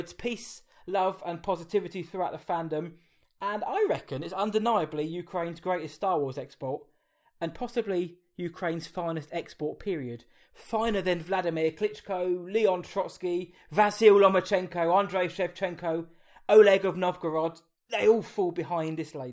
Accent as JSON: {"language": "English", "area": "Essex", "region": "East of England", "country": "United Kingdom", "said": "because I am from the United Kingdom, I'm from England, and we're from Essex."}